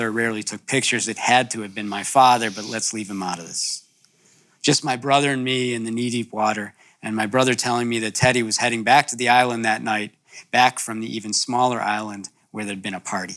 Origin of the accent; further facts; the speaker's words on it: Illinois, United States; We're from Illinois.